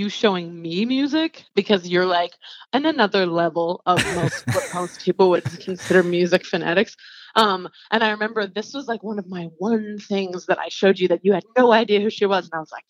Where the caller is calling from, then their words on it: Atlanta, Georgia, United States; I'm calling from Atlanta, Georgia, actually.